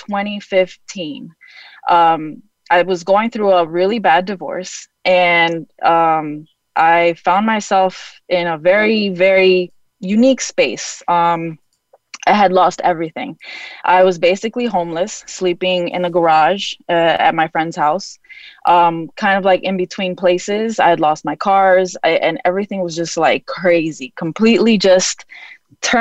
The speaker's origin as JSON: {"language": "English", "region": "New York", "country": "United States", "also_born_or_lived": "Florida / Honduras", "moved": "yes", "lives_now": "Chicago, United States", "said": "I'm a transplant. I'm originally from New York."}